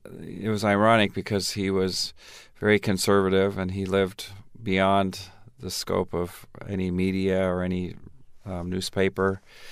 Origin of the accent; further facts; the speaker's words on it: Tanzania; also born or lived in Minnesota; Well, I grew up in Tanzania. I was born in Minnesota, Garrison Keillor stock, Minnesota Norwegian Lutheran. But when I was 3 months old, my parents went to Tanzania.